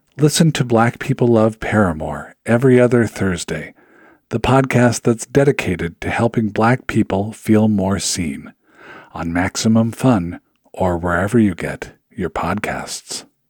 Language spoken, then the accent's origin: English; Seattle, Washington, United States; moved away; also born or lived in Upper Midwest; I'm originally from Seattle